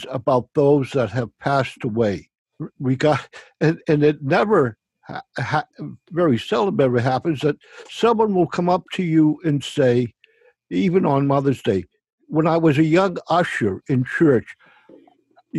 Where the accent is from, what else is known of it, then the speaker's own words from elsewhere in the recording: United States; I grew up in Forest Hills and Walk Hill Street